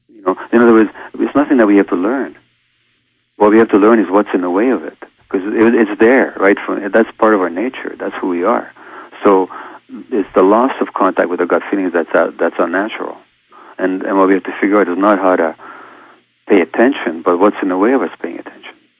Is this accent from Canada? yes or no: no; Hungary; being born a Jewish infant uh, two months before the Nazis occupied my home country of Hungary